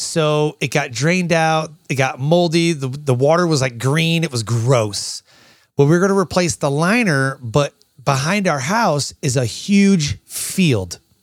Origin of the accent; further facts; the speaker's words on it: Michigan, United States; moved away as an adult; I was born and raised in Michigan